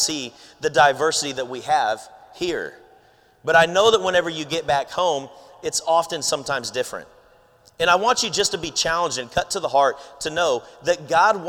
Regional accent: Philippines; I'm Filipino

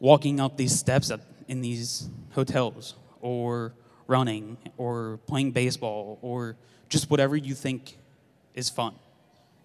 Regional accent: Philadelphia, Pennsylvania, United States; born or raised there; now in Tulsa, United States

